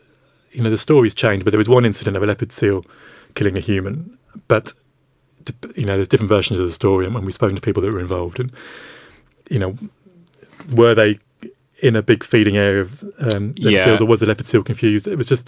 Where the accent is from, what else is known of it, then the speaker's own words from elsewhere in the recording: United Kingdom; yes, we're all British.